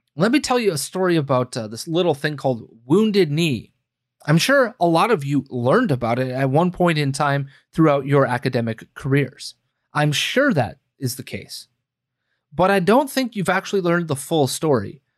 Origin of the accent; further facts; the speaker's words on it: United States; we, as the American people